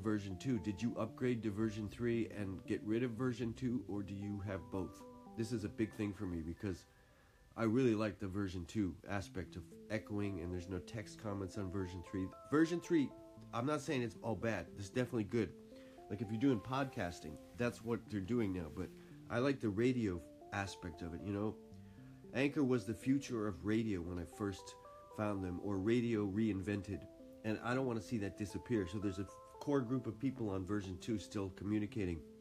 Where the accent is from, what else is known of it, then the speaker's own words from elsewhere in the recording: New England, United States; also born or lived in Boston; now in Japan; I'm from New England, too, originally, and I lived in Boston